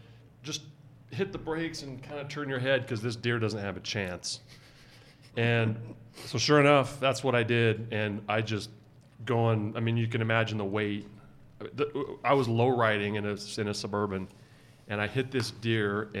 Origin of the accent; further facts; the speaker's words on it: Arizona, United States; now in Utah, United States; I grew up in Arizona where there's deer